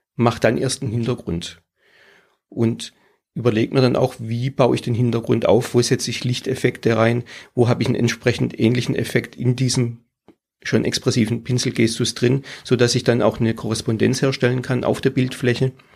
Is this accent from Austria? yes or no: no; Pforzheim, Baden-Württemberg, Germany; now in Tiefenbronn, Germany; ich bin aus der Region, äh, wohnhaft in Tiefenbronn, habe dort auch mein Atelier, aber geboren in Pforzheim